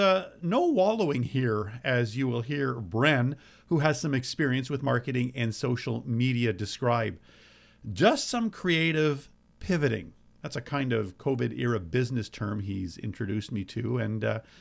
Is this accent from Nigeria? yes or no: no; Cornwall, Ontario, Canada; now in Lindsay, Canada; my uber high pizza standards that I grew up with in Cornwall, Ontario